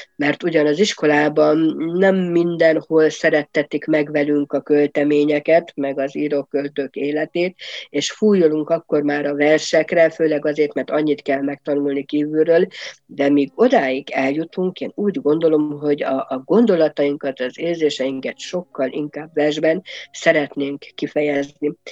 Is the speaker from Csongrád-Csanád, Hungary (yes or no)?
no; Nagymányok, Tolna, Hungary; moved away as an adult; also born or lived in Kisdorog, Hungary / Szekszárd, Hungary; now in Hesse, Germany; egy Tolna megyei kisvárosból, nagymányoknak hívják. Aki esetleg arra felé járt, vagy ismerős, az tudja, hogy Pécs és Bonyhát között található ez az aranyos kis város.